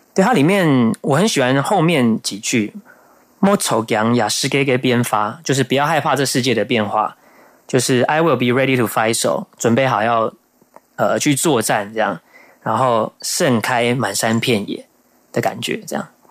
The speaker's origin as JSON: {"language": "Chinese", "region": "Taoyuan", "country": "Taiwan", "tie": "born or raised there", "said": "我的家乡桃园"}